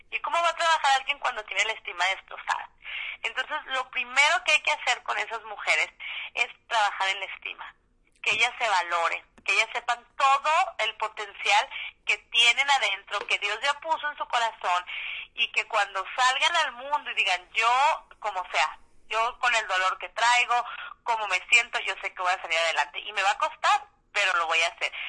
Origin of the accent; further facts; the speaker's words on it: Mexico; aquí en México, en mi país